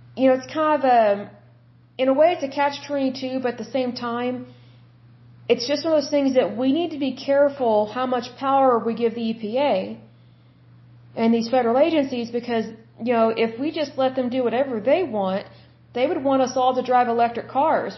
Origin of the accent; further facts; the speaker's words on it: United States; us, the American people